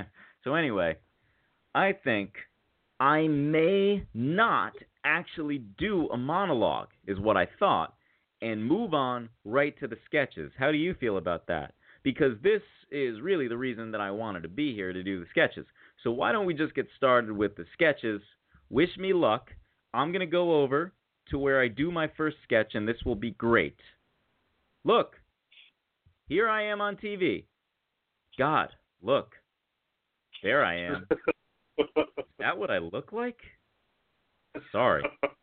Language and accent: English; Arizona, United States; also born or lived in Chicago; I was born in Chicago, raised in Arizona. I moved to Arizona when I was 3 years old because my brother had asthma.